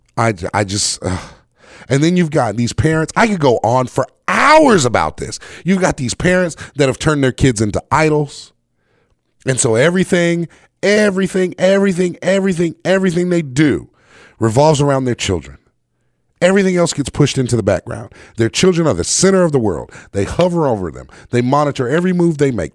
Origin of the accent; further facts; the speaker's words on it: North Carolina, United States; I grew up in the South, in North Carolina